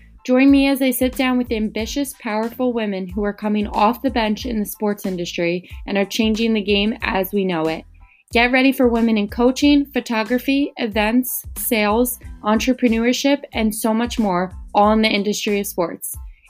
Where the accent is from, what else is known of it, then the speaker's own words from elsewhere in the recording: Kingston, New York, United States; I'm from upstate as well. I'm from Kingston, New York.